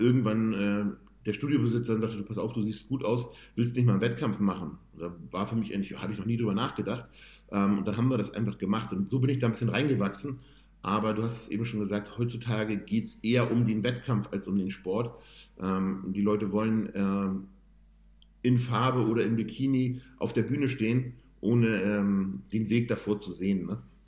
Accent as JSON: {"language": "German", "region": "Hamburg", "country": "Germany", "said": "ich komme ursprünglich aus, aus Bergedorf, da habe ich damals gewohnt und habe in Bergedorf damals trainiert"}